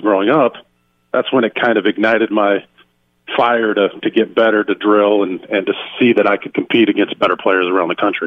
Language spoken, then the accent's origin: English; Winfield, Iowa, United States; I grew up in Winfield, Iowa, um, a town of 1,000